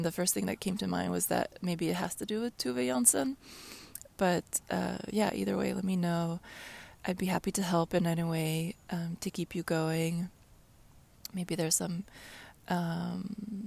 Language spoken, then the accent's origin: English; Sweden; moved away; the childhood house in Sweden